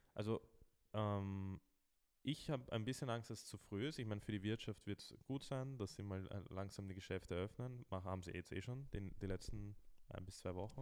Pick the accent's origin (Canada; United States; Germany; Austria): Austria; bei uns in Österreich